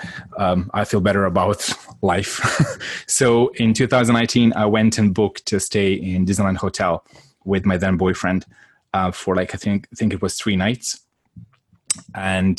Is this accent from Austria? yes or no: no; Croatia; moved away; I'm from Croatia originally